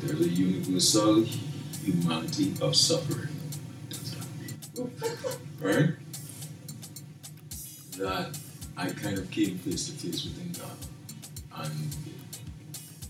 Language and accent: English; Trinidad & Tobago; we're coming from Trinidad